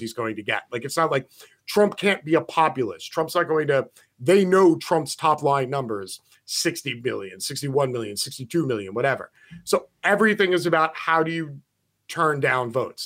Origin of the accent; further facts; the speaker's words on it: United States; I'm an American